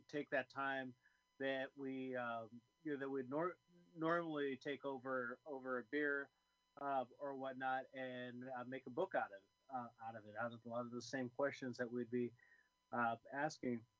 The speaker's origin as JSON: {"language": "English", "town": "Oakland", "region": "California", "country": "United States", "tie": "born or raised there", "said": "I was born in Oakland, California."}